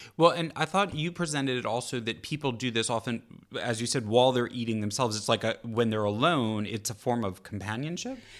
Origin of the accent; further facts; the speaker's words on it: California, United States; as a Californian